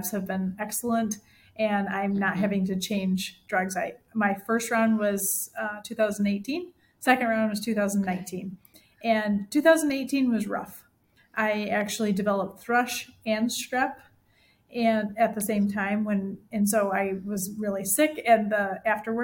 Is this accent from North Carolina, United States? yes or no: no; Michigan, United States; now in Central Illinois, United States; I grew up in Michigan, so Lake Michigan is gorgeous